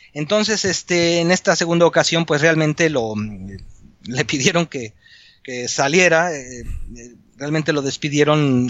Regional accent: Mexico; moved away as an adult; now in Spain; Yo soy mexicano, ingeniero civil

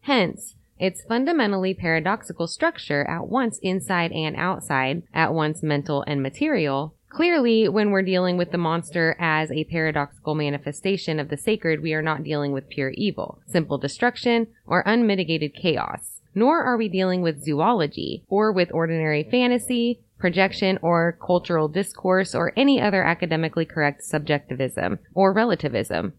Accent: Iowa, United States; we are actually from Iowa

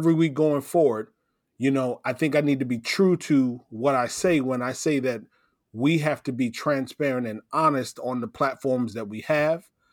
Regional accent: Davenport, Iowa, United States; I grew up in Davenport, Iowa

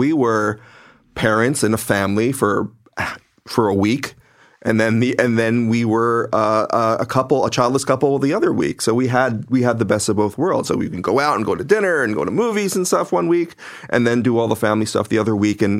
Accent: Philippines; because as I said before, I'm Filipino

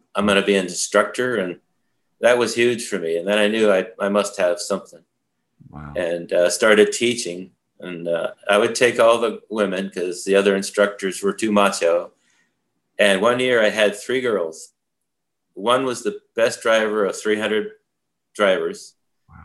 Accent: Vermont, United States; also born or lived in Saratoga Springs, New York; growing up in Vermont was a beautiful place to do that.

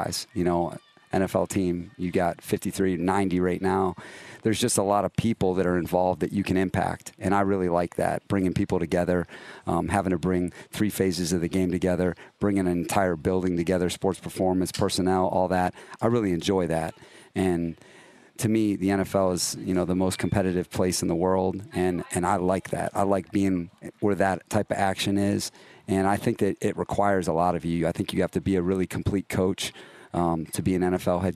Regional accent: Cleveland, Ohio, United States; moved away as an adult; now in Los Angeles, United States; I'm from Cleveland, Ohio

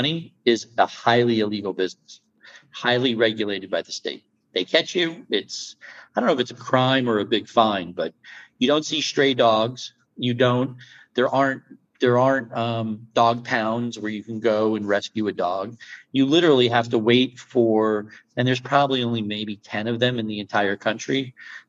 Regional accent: United States; moved away as an adult; now in Netherlands; as an American

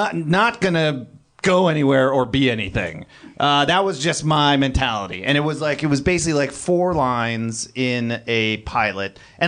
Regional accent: Lodi, California, United States; also born or lived in Kenya; a dude I grew up with in Lodi, California. This small town.

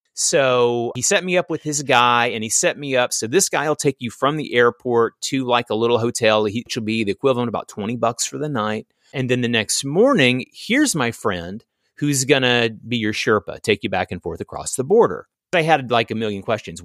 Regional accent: American South, United States; I was born and raised in the American South

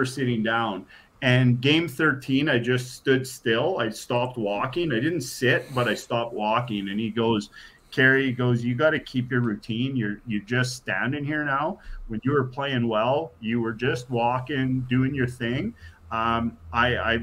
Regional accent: Regina, Saskatchewan, Canada; also born or lived in Thompson, Manitoba; when we moved from Thompson to Regina

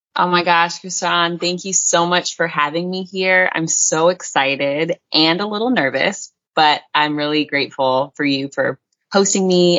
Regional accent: North Carolina, United States; also born or lived in Salt Lake City, Utah / Virginia / Washington, District of Columbia, United States; now in Bali, Indonesia; I grew up in North Carolina, and that's where I was raised but I was born in Salt Lake City, Utah

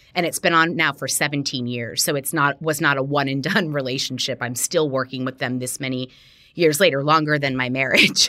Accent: Miami, Florida, United States; I grew up in Miami, Florida

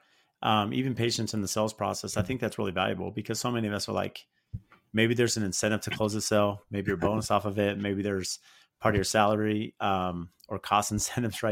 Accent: San Diego, California, United States; I grew up in San Diego

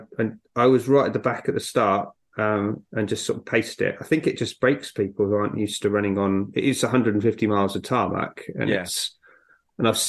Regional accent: South Africa; moved away; I was born in South Africa and grew up near there

